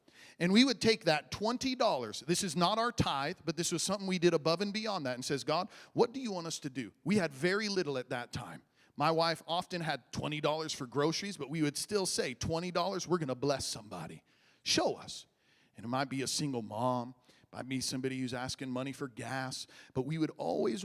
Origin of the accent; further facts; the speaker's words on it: Midwest, United States; moved away; I grew up in the Midwest where there's cornfields and bean fields and all